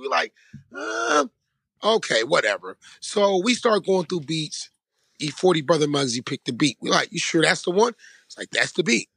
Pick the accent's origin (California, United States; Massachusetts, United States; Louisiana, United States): California, United States; Vallejo; I'm from Vallejo. We all from the same city